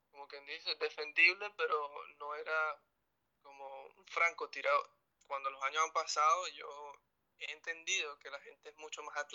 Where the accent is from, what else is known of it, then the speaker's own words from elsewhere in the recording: Venezuela; moved away; porque cuando yo me fui de Venezuela, tuve que decir adiós a mis amigos. Yo fui el que me fui.